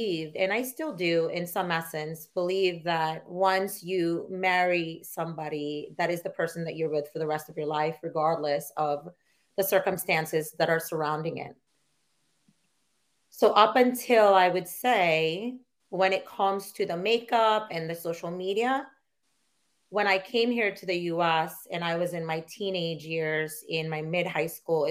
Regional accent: Philippines; moved away; I grew up in the Philippines and I was a Catholic girl.

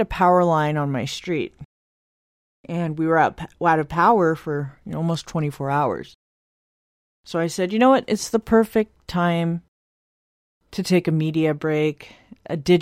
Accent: United States; I'm from the United States

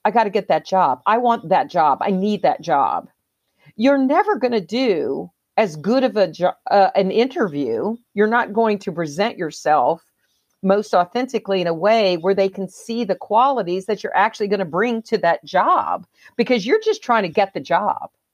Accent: the South, United States; I was raised in the South

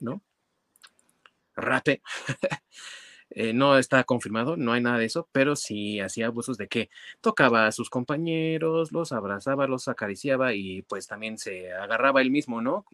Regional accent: Mexico; nosotros como mexicanos

